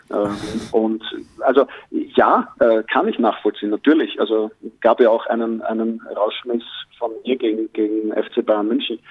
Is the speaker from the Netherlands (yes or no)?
no; Austria; mit meiner österreichischen Staatsbürgerschaft